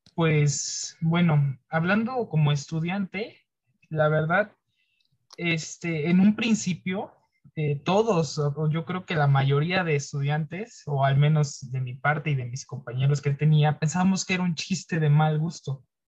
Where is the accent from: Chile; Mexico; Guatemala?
Mexico; moved away; yo soy de otro estado, en este caso no soy de la Ciudad de México